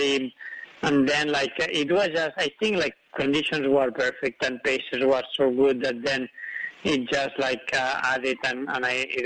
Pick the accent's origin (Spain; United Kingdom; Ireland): Spain; I was born in Spain, but in a hut at 2,000 meters